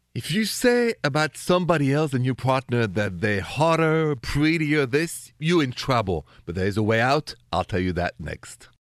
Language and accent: English; Paris, Île-de-France, France; accent: Parisian French; moved away; my accent is straight from Paris, France